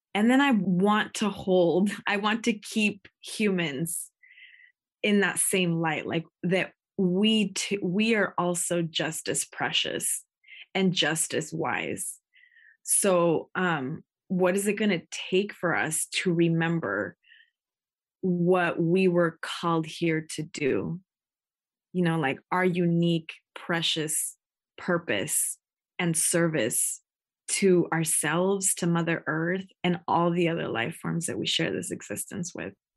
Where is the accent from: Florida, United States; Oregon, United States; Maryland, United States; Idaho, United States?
Oregon, United States; Takelma territory, Rogue Valley, Southern; I'm Chicana Indigena, born and raised on Tequelma territory